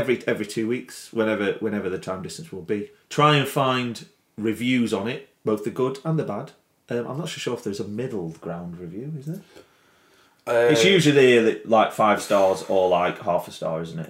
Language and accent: English; Chesterfield, East Midlands, United Kingdom; now in Brighouse, United Kingdom; I was born in Chesterfield, which is technically the Midlands